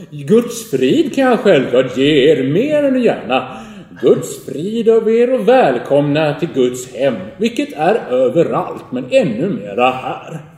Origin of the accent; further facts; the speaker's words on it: Gothenburg, Västra Götaland, Sweden; det är ju så här inte så här töntälvar som vi har där i Göteborg, där jag kommer ifrån